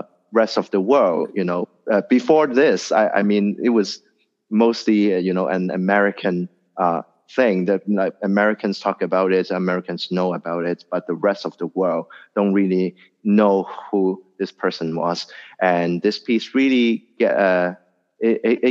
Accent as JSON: {"language": "English", "country": "Hong Kong", "tie": "born or raised there", "said": "being born and raised in Hong Kong"}